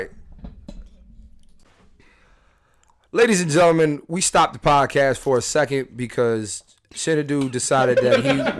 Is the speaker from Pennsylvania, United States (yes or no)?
yes; Philadelphia, Pennsylvania, United States; now in Los Angeles, United States; growing up in Philly